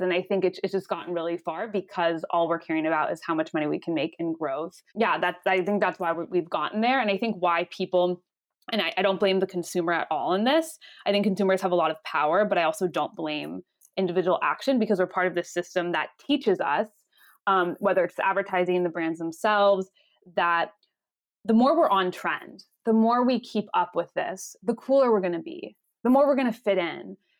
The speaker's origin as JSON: {"language": "English", "town": "Los Angeles", "region": "California", "country": "United States", "tie": "born or raised there", "moved": "as an adult", "said": "I'm originally from Los Angeles, California, and I grew up"}